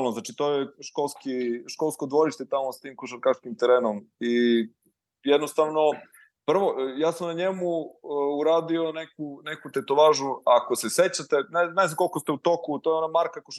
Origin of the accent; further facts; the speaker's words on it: Pečenjevac, Jablanica District, Serbia; also born or lived in Leskovac; inače ja nisam iz Leskovca, ja sam iz Pečenjevca